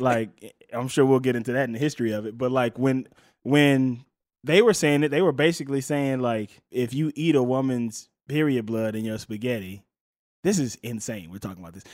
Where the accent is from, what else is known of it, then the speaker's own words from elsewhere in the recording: Mississippi, United States; moved away; I'm from Mississippi